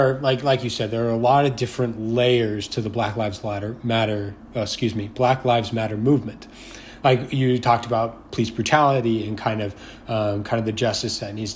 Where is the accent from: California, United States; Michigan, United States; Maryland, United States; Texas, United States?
California, United States; Southern; I'm from Southern California